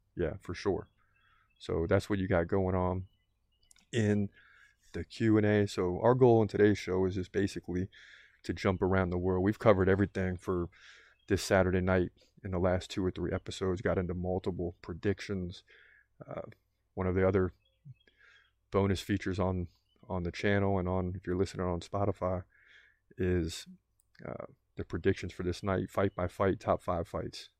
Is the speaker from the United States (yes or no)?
yes; South Florida, United States; I'm born and raised in South Florida